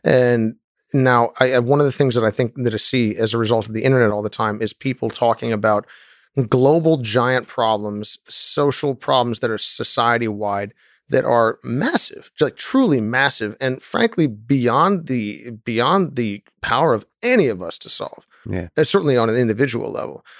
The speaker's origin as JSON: {"language": "English", "country": "United States", "tie": "born or raised there", "said": "I was raised in the United States"}